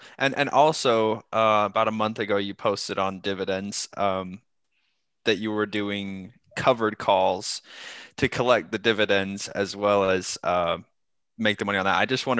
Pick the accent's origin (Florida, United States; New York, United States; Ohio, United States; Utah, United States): Utah, United States; I'm from Utah